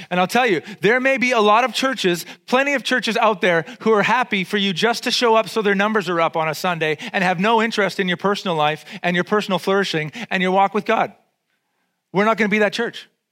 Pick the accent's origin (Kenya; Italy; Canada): Canada; Vancouver, British Columbia; I grew up in East Van. I'm totally street